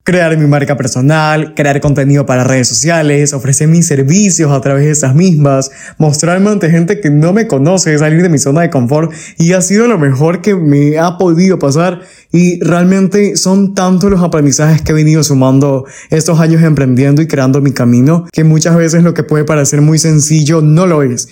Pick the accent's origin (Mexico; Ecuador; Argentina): Ecuador; como ecuatoriano orgulloso